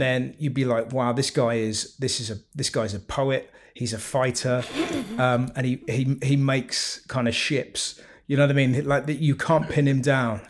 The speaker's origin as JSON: {"language": "English", "region": "South West England", "country": "United Kingdom", "moved": "yes", "said": "I always feel like the Southwest is my home"}